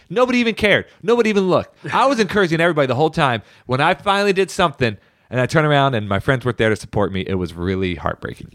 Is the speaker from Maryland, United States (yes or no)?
yes; Baltimore County, Maryland, United States; we grew up in Baltimore County and our school district was not very good